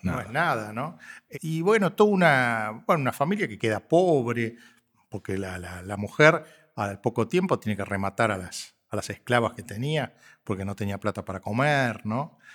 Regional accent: Argentina; Somos posmodernos los argentinos

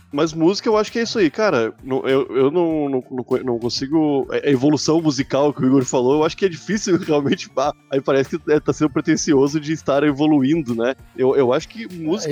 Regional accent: Porto Alegre, Rio Grande do Sul, Brazil; eu sou de Porto Alegre

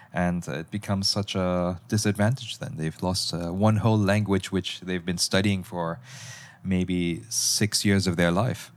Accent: Malaysia; I'm actually from Malaysia.

